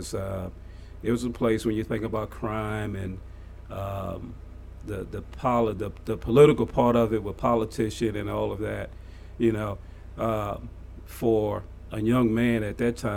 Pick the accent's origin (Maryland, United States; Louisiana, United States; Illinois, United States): Louisiana, United States; New Orleans; moved away as an adult; Grew up in New Orleans, yeah. Yeah, born and raised in New Orleans